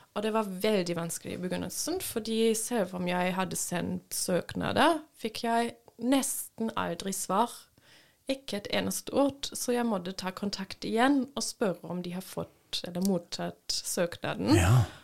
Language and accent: Norwegian; Papenburg, Lower Saxony, Germany; Norwegian is a second language; moved away as an adult; also born or lived in Berlin; now in Norway; Jeg ble født i Berlin, men vokste opp ved eh, grensen til Nederland. i i en liten bu som okay. heter Papenburg